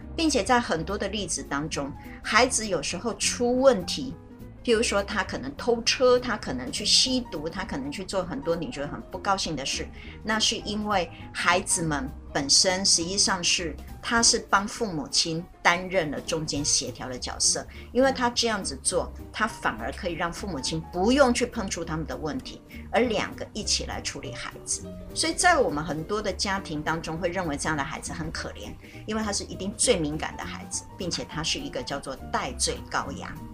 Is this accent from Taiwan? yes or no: yes; Taiwan; 我们台湾人